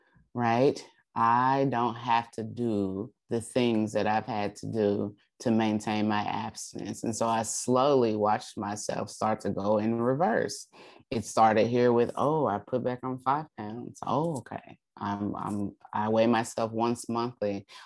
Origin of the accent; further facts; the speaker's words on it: Alaska, United States; And so I spent my time there in Alaska. I went back to my hometown where I was born and raised and my family was there.